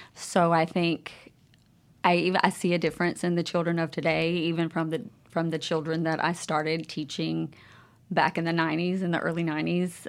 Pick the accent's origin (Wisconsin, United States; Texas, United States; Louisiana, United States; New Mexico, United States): Louisiana, United States; Monroe; moved away as an adult; now in Jackson, United States; I'm originally from Monroe, Louisiana